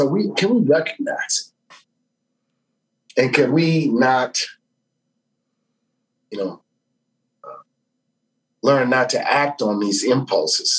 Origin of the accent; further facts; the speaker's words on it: New Orleans, Louisiana, United States; I grew up in New Orleans